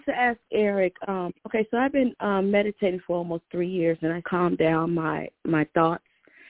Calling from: Minnesota, United States; calling from Minnesota.

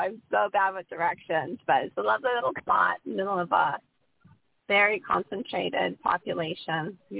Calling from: Portland, United States; Hi, this is …, and I am calling from the Portland vicinity.

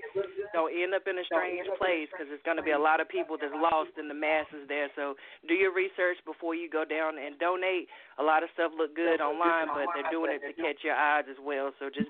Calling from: Virginia, United States; I'm calling from Virginia.

